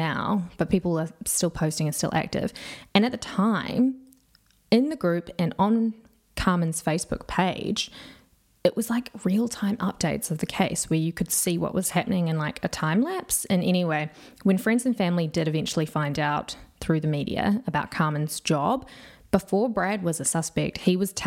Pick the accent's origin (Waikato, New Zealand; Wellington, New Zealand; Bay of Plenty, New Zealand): Bay of Plenty, New Zealand; Whakatane; I'm from Whakatane. That's where I grew up